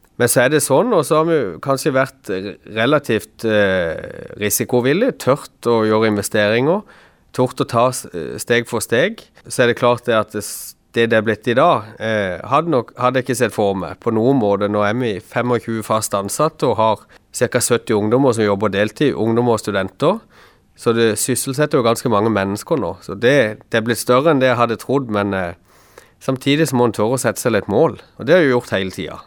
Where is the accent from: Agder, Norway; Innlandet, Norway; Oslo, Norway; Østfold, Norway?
Agder, Norway; Kristiansand; er jeg fra Flekkerøy sjøl